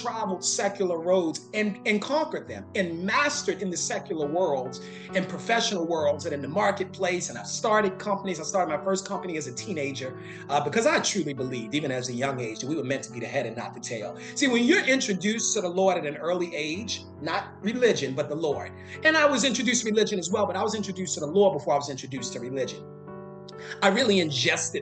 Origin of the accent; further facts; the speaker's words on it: Baltimore, Maryland, United States; moved away; I am from Baltimore, Maryland, originally